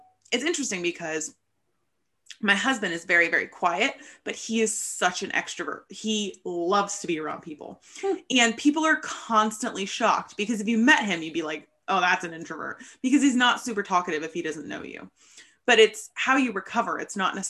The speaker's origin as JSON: {"language": "English", "country": "United States", "tie": "born or raised there", "said": "growing up in America"}